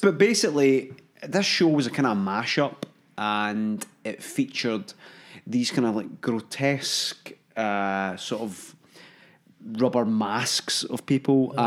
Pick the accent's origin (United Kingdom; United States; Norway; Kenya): United Kingdom; Hamilton, Scotland; I'm from Hamilton.